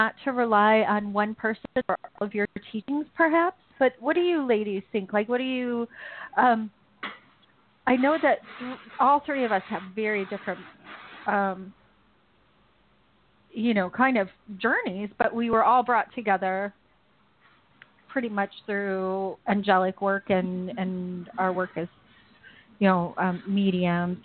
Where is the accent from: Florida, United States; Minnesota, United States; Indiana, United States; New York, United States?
Indiana, United States; also born or lived in Vienna, Austria; now in Austria; I normally live near Vienna, Austria, but I'm from Indiana originally.